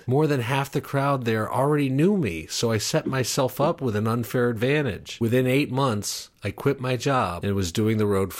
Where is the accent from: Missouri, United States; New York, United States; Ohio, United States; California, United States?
New York, United States; Schenectady; born there; I was born in 1971 in Schenectady, New York.